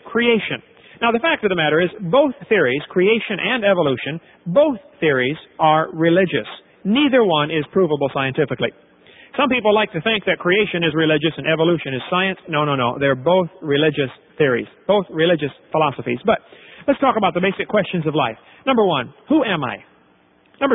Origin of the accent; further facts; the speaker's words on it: East Peoria, Illinois, United States; I was raised in East Peoria, Illinois